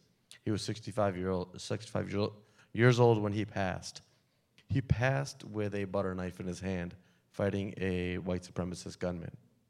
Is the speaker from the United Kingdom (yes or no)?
no; India; now in United States; just being American and being from India and being sick, sometimes we self-segregate ourselves into those that we feel comfortable around, those that speak our same language, look like us, talk like us, walk like us.